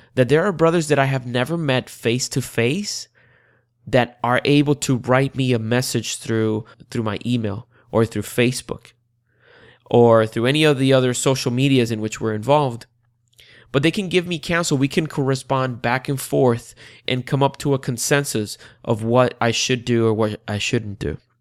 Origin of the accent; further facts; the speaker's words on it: Puerto Rico; now in Central Florida, United States; I was born and raised in the beautiful island of Puerto Rico